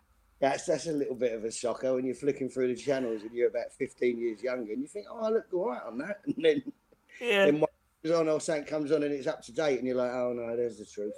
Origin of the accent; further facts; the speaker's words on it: Custom House, London, United Kingdom; I grew up in Custom House. E16, and you know, my dad, granddad, great granddad, it just gets passed down, and it's still to this day.